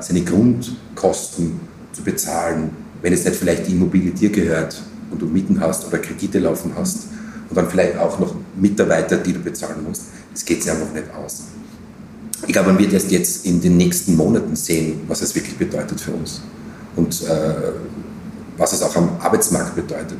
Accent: Graz, Styria, Austria; now in Vienna, Austria; als Grazer, als Steirer

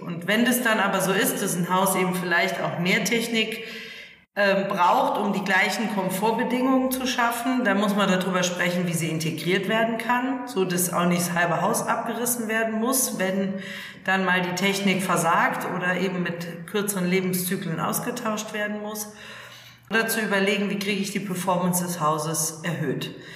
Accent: Germany; Ich komme aus der Eifel und aus dem alten Bauernhof, ich bin in einem alten Bauernhof aufgewachsen

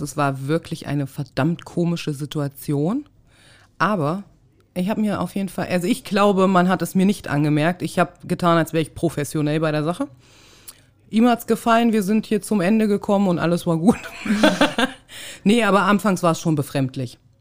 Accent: Thuringia, Germany; moved away; also born or lived in Hamburg; Ich komme ja aus Thüringen, aus dem Osten

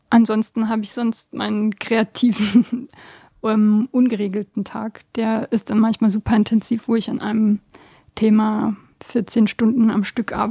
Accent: Bosnia & Herzegovina; ursprünglich komme ich aus Bosnien.

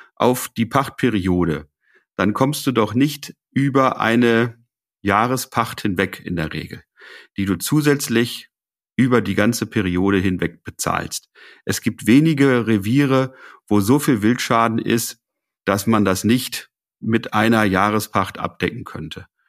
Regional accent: Lower Saxony, Germany; bei uns in Niedersachsen

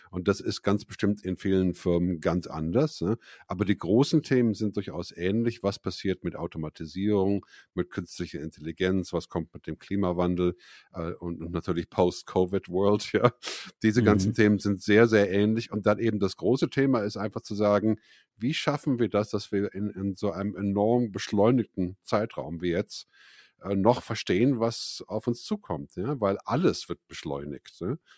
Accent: Bonn, North Rhine-Westphalia, Germany; moved away as an adult; also born or lived in United States; now in Zürich, Switzerland; Ja, ich bin ursprünglich aus Bonn in Deutschland und dann 1982 ausgewandert nach Amerika, um Musik zu studieren, Musik zu machen.

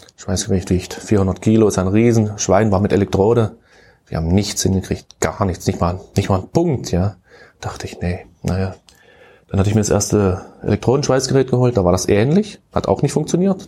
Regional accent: Köthen, Saxony-Anhalt, Germany; Also, also ich bin gebürtiger Köthen

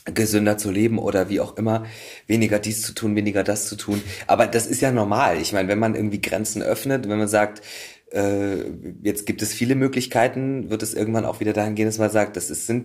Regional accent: Saxony, Germany; Ich komme aus Sachsen und ja.

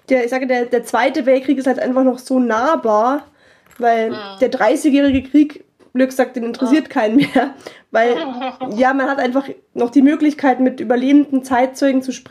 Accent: Rosenheim, Bavaria, Germany; Ich meine, ich wohne noch in meiner Heimatstadt, aber mhm. wo man als Kind wo gewesen ist. Ich wohne in Rosenheim, das ist südlich von Ach, München.

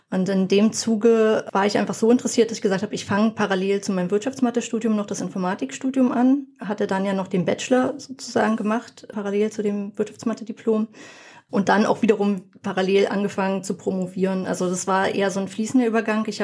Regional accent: Berlin, Germany; now in Brandenburg, Germany; wohne mittlerweile in Brandenburg und die Versorgung auf dem Land ist halt wirklich nicht gut. Also ich komme vorher aus Berlin und dort war sie deutlich besser.

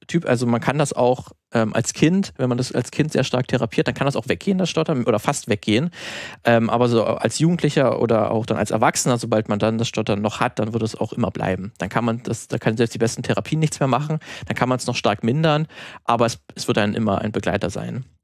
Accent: Brandenburg, Germany; moved away; in der Heimat ähm, aus Brandenburg

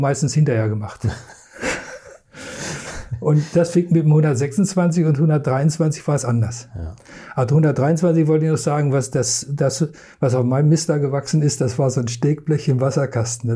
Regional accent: a village between Hanover and Wolfsburg, Lower Saxony, Germany; ich komme aus dem Dorf, wo alle zu VW gingen. Mhm. Entweder nach Hannover ins Werk oder Wolfsburg ins Werk, weil ich genau mittendrin wohnte.

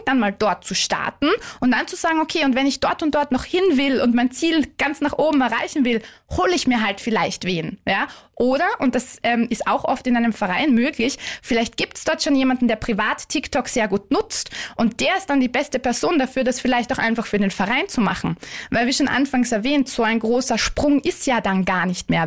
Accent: Vienna, Austria; moved away; ich bin ursprünglich Wienerin

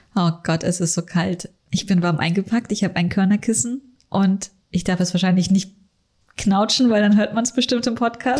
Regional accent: Northern Germany, Germany; moved away as an adult; now in Munich, Germany; ich komme aus Norddeutschland und ich habe halt ganz meine ersten Jahre hier in München verbracht und sehr viele so plattdeutsche Begriffe, die bei uns auf dem Dorf einfach total normal sind

